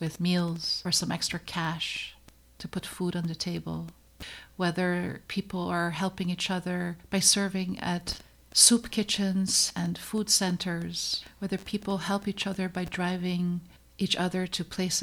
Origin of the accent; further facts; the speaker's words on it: Netherlands; moved away as an adult; now in United States; I came to the United States from the Netherlands. I was born and raised in the Netherlands.